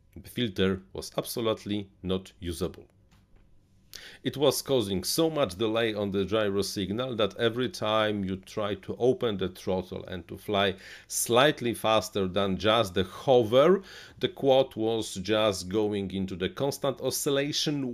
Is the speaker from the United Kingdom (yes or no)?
no; Poland; English is a second language; I'm from Eastern Europe, Central Eastern Europe. We have this, this have have this accent.